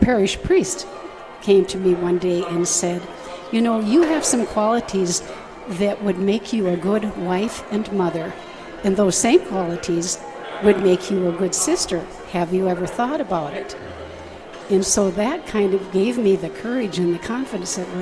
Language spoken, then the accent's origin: English; Washburn, North Dakota, United States; I'm from Washburn, okay. 40 miles away, mm-hmm. So I didn't come very far